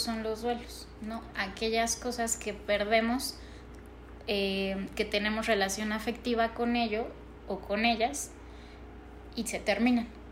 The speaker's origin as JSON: {"language": "Spanish", "country": "Mexico", "said": "para nosotros como mexicanos"}